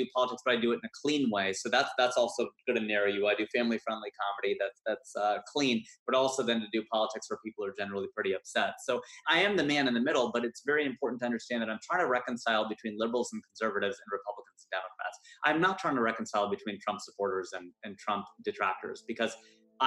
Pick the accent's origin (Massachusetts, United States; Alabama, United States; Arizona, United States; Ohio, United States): Ohio, United States; Cincinnati; moved away as an adult; now in Los Angeles, United States; I was born in Cincinnati, Ohio, or like I say, I'm Hindu, so I was reborn in Cincinnati, Ohio, and I spent 30 years of my life there